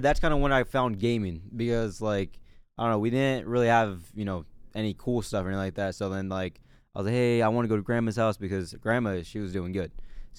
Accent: Modesto, California, United States; born there; So I was born in Modesto, California. I grew up in the trenches.

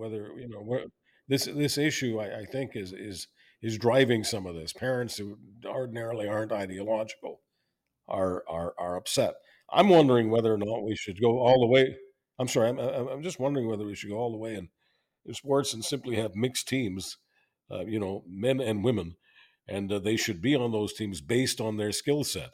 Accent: Canada; I'm always being Canadian

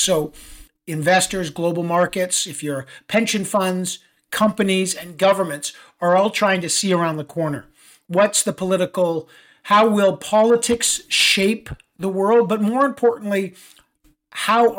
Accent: Toronto, Ontario, Canada; moved away as an adult; also born or lived in Ottawa; now in New York City, United States; I was raised in Toronto

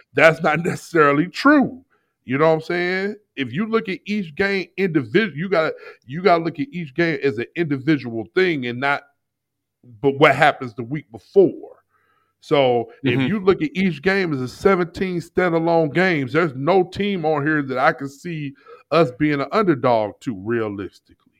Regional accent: St. Louis, Missouri, United States; I'm from St. Louis

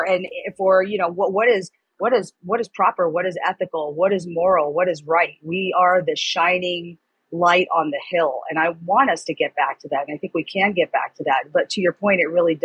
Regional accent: New York City, New York, United States; moved away; also born or lived in Florida; I was born in New York City. I lived in New York. I lived in Florida.

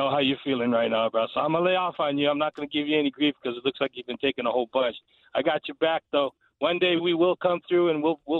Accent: New York, United States; I'm sorry being from New York, a Jet fan.

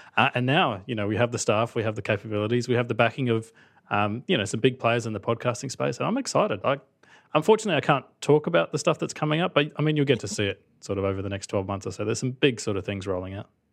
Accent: Australia; accent: Australian; the accent is real. I'm actually from Australia

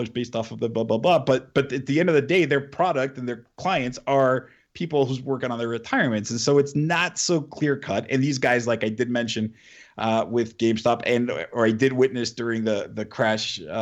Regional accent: Mexico; moved away; also born or lived in United States; I was born and raised in Mexico for a few years, and I lived in the U.S.

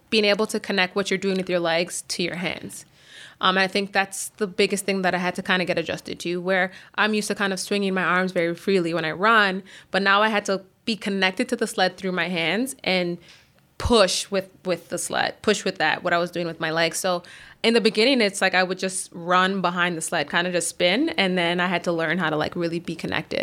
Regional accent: Markham, Ontario, Canada; also born or lived in Scarborough, Ontario; I grew up in Markham

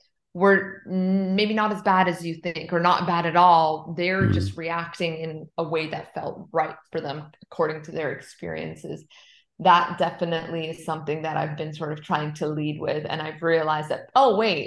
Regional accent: Toronto, Ontario, Canada; I grew up in Toronto, so it's really cold there.

